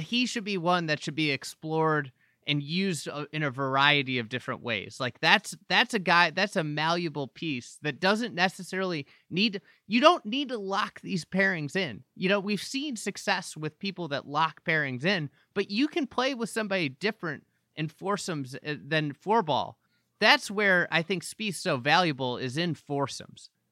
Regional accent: United States; as an American

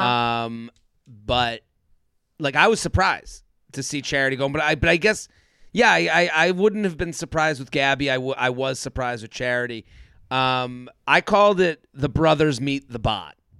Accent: outside of Boston, Massachusetts, United States; I'm from outside of Boston, so I'm from the New England area

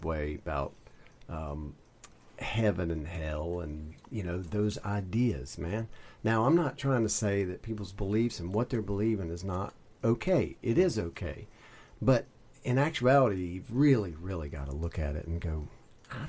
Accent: the Bible Belt, the South, United States; I am a Southern boy, and so I grew up in the Bible Belt

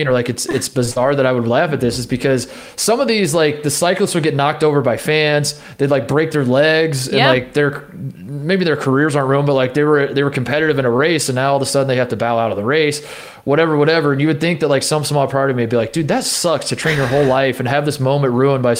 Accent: Indiana, United States; growing up in Indiana

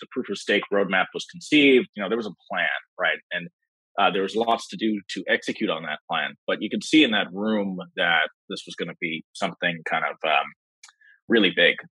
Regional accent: New York City, New York, United States; also born or lived in Berkeley, California; I'm from New York City

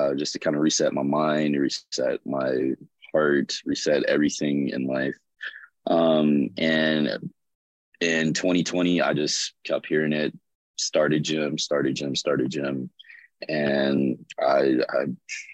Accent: Birmingham, Alabama, United States; moved away as an adult; also born or lived in Tuscaloosa, Alabama / Montgomery, Alabama; now in Los Angeles, United States; I lived in Birmingham, Alabama, which is where I was born and raised.

